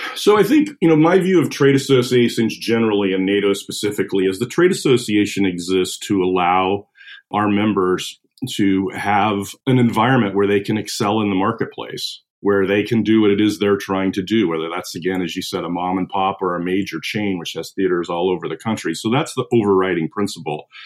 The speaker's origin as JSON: {"language": "English", "town": "Missoula", "region": "Montana", "country": "United States", "tie": "born or raised there", "said": "I grew up in Western Montana in uh, Missoula"}